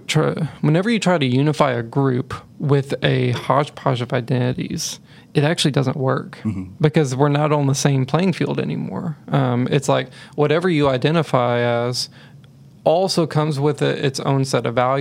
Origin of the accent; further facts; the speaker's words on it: Texas, United States; I grew up, I grew up in Texas.